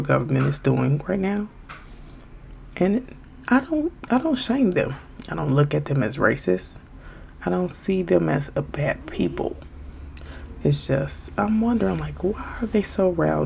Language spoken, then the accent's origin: English; Chicago, Illinois, United States; I'm from Chicago